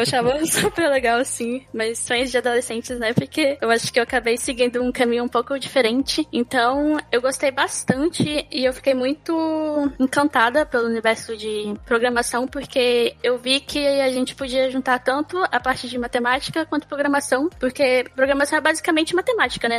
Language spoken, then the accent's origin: Portuguese; Brasília, Federal District, Brazil; moved away as an adult; now in Serbia; eu nasci em Brasília, Centro-Oeste, estado Goiás